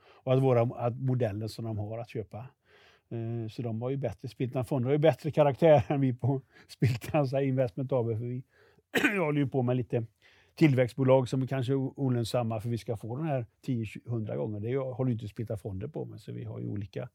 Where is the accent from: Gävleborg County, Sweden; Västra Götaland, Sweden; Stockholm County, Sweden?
Västra Götaland, Sweden; Västergötland; jag kommer från Västergötland